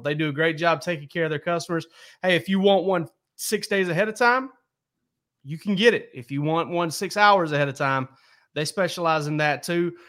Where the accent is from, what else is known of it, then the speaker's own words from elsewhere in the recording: deep South Georgia, United States; I grew up in deep South Georgia